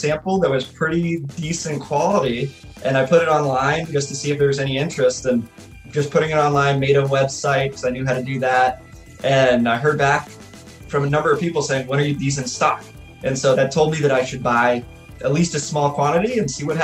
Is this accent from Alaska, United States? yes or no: yes; Alaska, United States; now in Cookeville, United States; being a hockey player growing up in Alaska